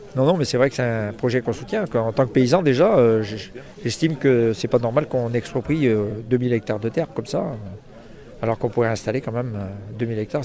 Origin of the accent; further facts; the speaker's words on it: Brittany, France; Je suis de la Bretagne